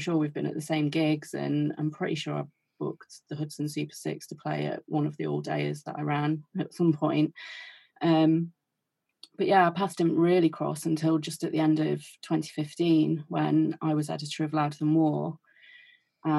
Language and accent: English; Derby, East Midlands, United Kingdom; we're both from Derby